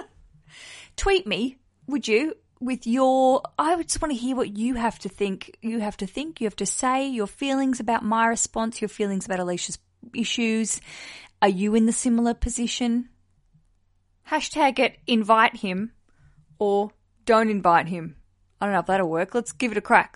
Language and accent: English; Hobart, Tasmania, Australia; my hometown of Hobart in Australia